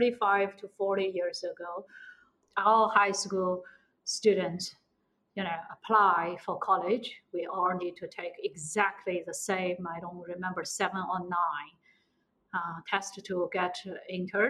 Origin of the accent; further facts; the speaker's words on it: Shanghai, China; moved away as an adult; also born or lived in United States; I'm from Shanghai